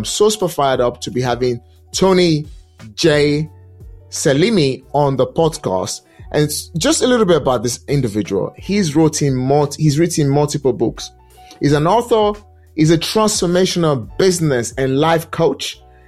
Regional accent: Nigeria; English is a second language; moved away; Because I'm Nigerian descent. I mean, not Nigerian descent. I relocated from Nigeria way back. And at the end of the day, came to this country. I did not speak English language the way people speak English language here.

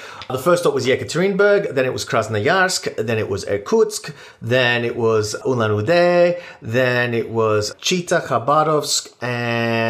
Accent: Australia; now in Moscow, Russia; I'm from Australia

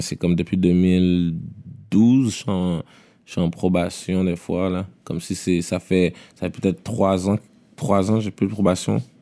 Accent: Montreal, Quebec, Canada; Je viens de Québec, là. Je viens de Montréal

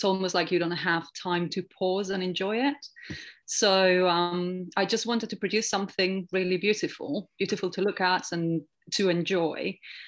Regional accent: Spain; now in England; I grew up in Spain

